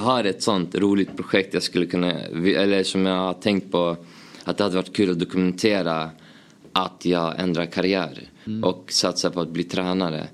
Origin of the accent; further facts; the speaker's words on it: Uppsala, Uppsala County, Sweden; Jag är uppväxt, uppvuxen i Gränby, Uppsala